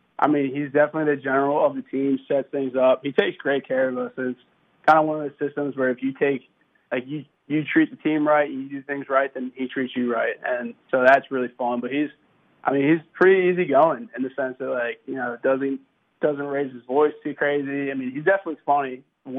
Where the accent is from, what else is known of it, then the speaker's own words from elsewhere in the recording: Maryland, United States; I mean, I was from Maryland, so I was a Ravens fan when I was little.